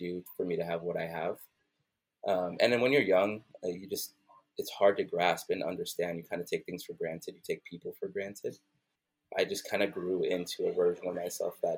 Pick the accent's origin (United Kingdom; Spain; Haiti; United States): United States; New York City, New York; now in Atlanta, United States; growing up in Brooklyn, New York